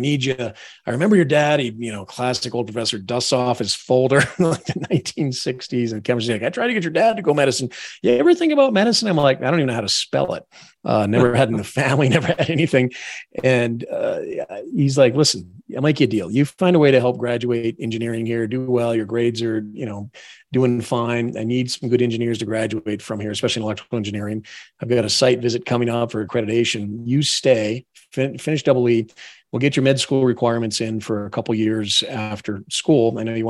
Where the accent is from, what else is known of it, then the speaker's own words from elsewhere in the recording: Barrington, New Hampshire, United States; also born or lived in Newport, Rhode Island; We grew up in a very small town called Barrington. The general store was the post office. We had no traffic lights.